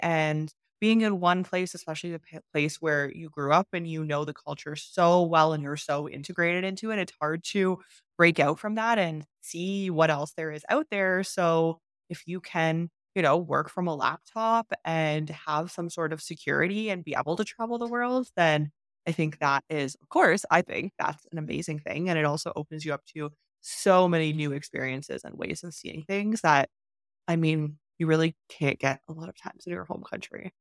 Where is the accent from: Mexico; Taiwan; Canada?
Canada; moved away as an adult; also born or lived in China / Turkey; I moved from Canada to China